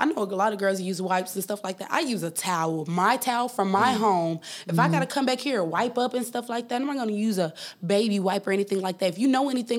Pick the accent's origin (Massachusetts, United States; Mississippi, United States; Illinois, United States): Mississippi, United States; Okolona; also born or lived in Indiana / Tupelo, Mississippi; I was born in Indiana, but we was raised in this little town called Okolona, Mississippi.